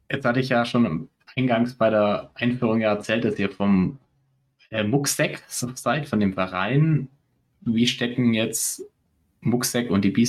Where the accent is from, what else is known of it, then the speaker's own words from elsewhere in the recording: Baden-Württemberg, Germany; Das ist natürlich als Schwabe lacht natürlich das Schwabenherz, wenn man sagt, das ist äh, kostenfrei.